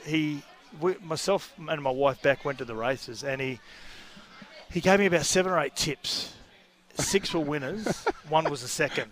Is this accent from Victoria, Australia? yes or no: no; Gold Coast, Queensland, Australia; I was as well. I was a yep. Runaway Bay boy as well